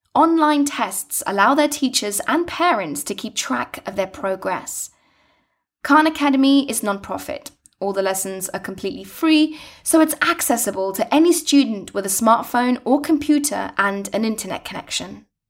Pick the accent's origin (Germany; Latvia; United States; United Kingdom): United Kingdom; London; I grew up in London town.